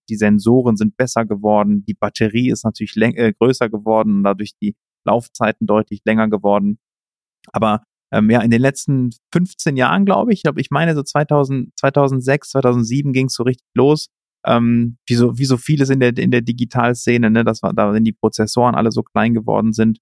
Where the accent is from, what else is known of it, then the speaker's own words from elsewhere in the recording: Cologne, North Rhine-Westphalia, Germany; also born or lived in Canada / Spain; komme aus Köln ursprünglich, bin gebürtiger Rheinländer